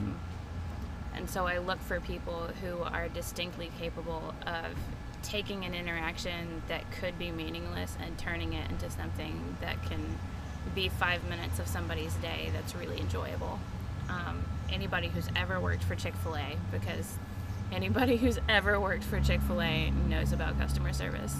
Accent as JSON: {"language": "English", "town": "Grady", "region": "Alabama", "country": "United States", "tie": "born or raised there", "also_born_or_lived": "Minnesota", "lives_now": "Auburn, United States", "said": "I grew up mostly in Montgomery, um, Montgomery County, like the rural areas. mm-hmm. Um, I'm from a little community called Grady."}